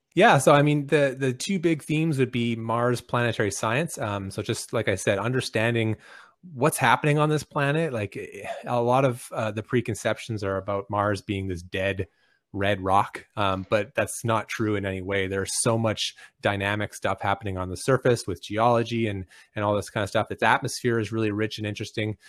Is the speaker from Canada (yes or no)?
yes; Canada; I'm Canadian